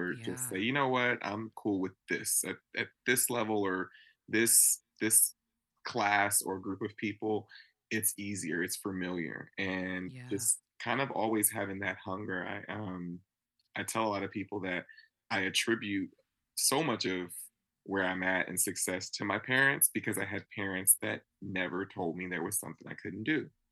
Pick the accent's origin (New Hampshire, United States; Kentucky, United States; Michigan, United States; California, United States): California, United States; Napa; growing up in Napa, California